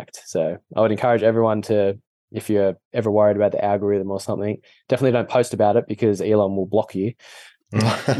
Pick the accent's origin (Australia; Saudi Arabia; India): Australia; accent: weird Australian; being Australian, we're just pretty chilled